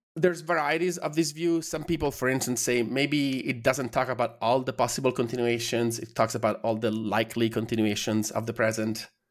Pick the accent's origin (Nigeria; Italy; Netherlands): Italy; moved away as an adult; I'm from Italy